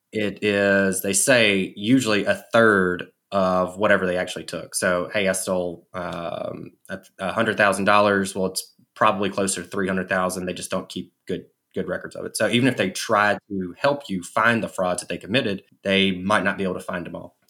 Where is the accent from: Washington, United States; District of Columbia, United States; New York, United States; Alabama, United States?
Alabama, United States; I'm from Alabama.